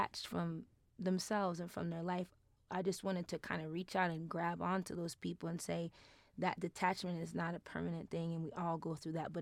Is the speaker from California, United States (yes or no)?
no; New York, United States; now in Denver, United States; I'm from New York